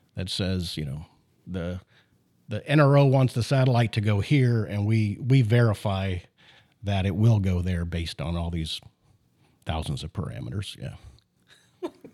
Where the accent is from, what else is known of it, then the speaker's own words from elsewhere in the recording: Canada; I was born in Canada